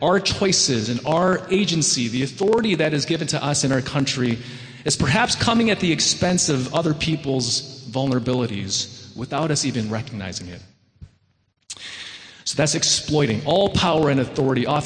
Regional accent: Wheaton, Illinois, United States; now in New York, United States; I grew up in the Chicago suburbs in Wheaton, the Disneyland of America

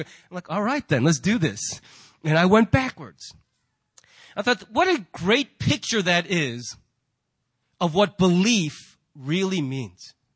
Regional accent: United States; we as American Christians

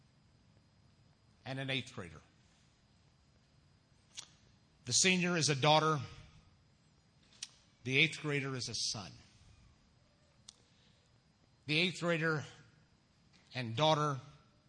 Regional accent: Missouri, United States; moved away as an adult; also born or lived in Bellevue, Nebraska; now in Illinois, United States; My senior year in high school, back in my home state of Missouri

